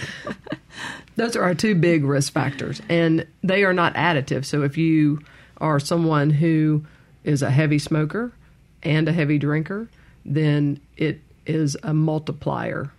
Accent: Meridian, Mississippi, United States; Grew up in Meridian

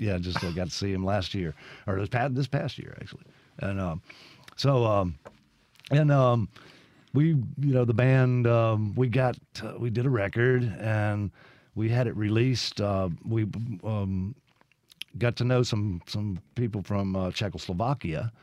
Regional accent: Brandon, Mississippi, United States; also born or lived in Lexington, Kentucky / Los Angeles / Nashville; I basically grew up in Brandon

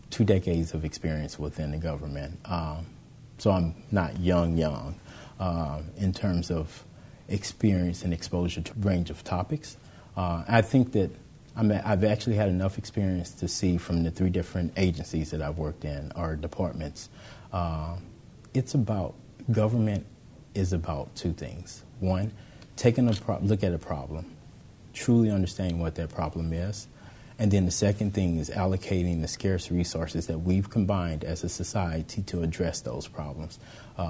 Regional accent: Gautier, Mississippi, United States; moved away as an adult; I grew up on the Gulf Coast, Gaucher, Mississippi, attended Pascagoula High School

